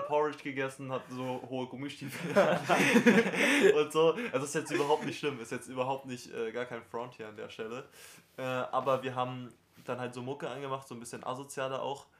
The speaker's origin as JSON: {"language": "German", "town": "Potsdam", "region": "Brandenburg", "country": "Germany", "said": "es gibt eine Voltaire-Schule bei uns in Potsdam"}